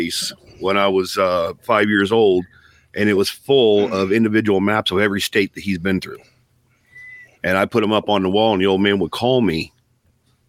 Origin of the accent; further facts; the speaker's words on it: Lakeview, Ohio, United States; Lakeview, Ohio.